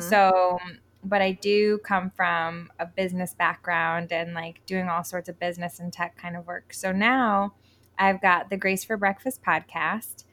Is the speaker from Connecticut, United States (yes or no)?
yes; Connecticut, United States; moved away as an adult; also born or lived in New York / Colorado; now in Puerto Rico; I grew up technically in Connecticut